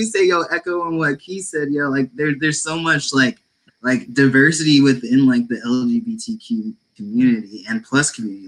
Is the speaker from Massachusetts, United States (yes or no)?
yes; Boston, Massachusetts, United States; I'm out of Boston, Massachusetts. And right now, I'm a senior at UMass Boston